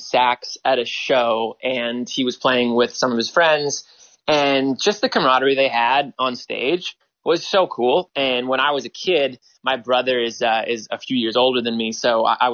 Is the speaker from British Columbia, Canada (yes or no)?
no; Toronto, Ontario, Canada; also born or lived in New York; growing up in Toronto